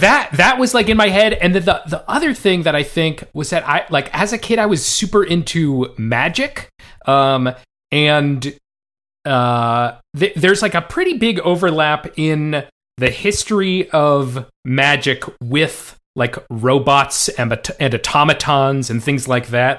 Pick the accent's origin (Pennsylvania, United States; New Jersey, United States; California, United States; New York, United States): California, United States; Bay Area; I grew up in the Bay Area